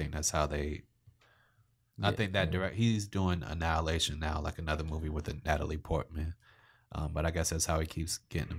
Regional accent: Canada; I want to have snow because I'm Canadian and I need to feel like part of this world.

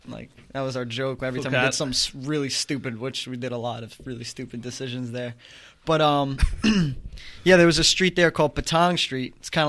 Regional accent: New York, United States; You know, being a New Yorker really stays with you, at least in my opinion.

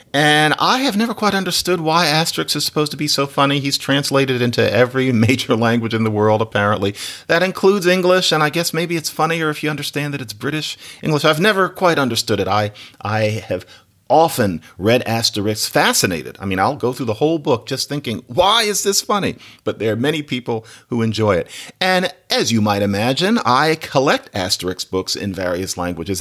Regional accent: Philadelphia, Pennsylvania, United States; I'm from Philadelphia.

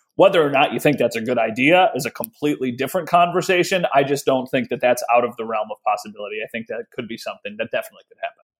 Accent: Western New York, United States; I grew up in Western New York

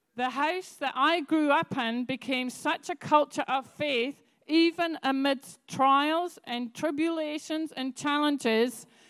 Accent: Scotland, United Kingdom; now in New Zealand; I come from Scotland. I'm used to snow, I'm used to black ice

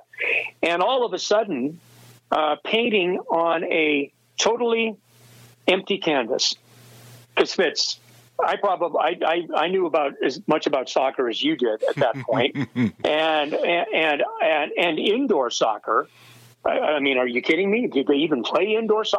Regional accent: Pacific Northwest, United States; moved away; also born or lived in Wichita, Kansas; I grew up in the Pacific Northwest

